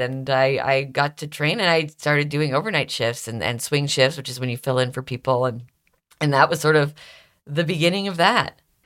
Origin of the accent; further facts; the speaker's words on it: Stouffville, Ontario, Canada; accent: Canadian; moved away as an adult; also born or lived in Toronto, Canada; now in Philadelphia, United States; I grew up in Stouffville, which is a little suburb outside